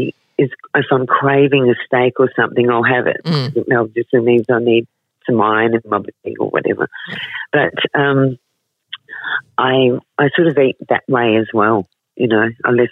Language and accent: English; Adelaide, South Australia, Australia; I was born in Adelaide